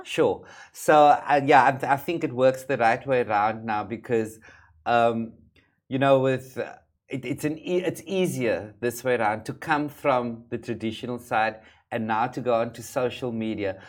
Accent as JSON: {"language": "English", "town": "Cape Town", "region": "Western Cape", "country": "South Africa", "tie": "born or raised there", "said": "where I come from um, in South Africa, hair is a big issue, particularly in the community in which I grew up"}